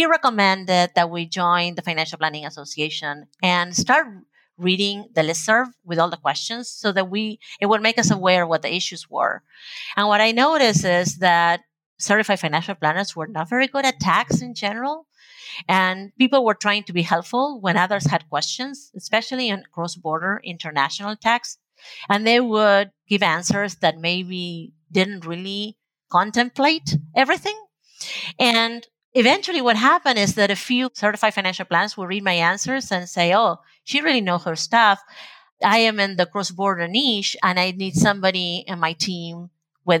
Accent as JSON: {"language": "English", "country": "Argentina", "tie": "born or raised there", "first_language": "Spanish", "second_language": "English", "moved": "yes", "lives_now": "United States", "said": "I was born and raised in Argentina"}